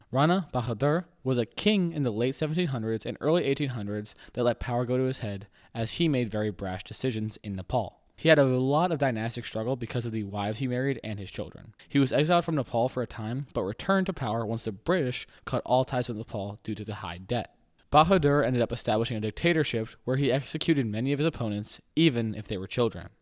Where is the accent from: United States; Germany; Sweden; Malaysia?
United States; an American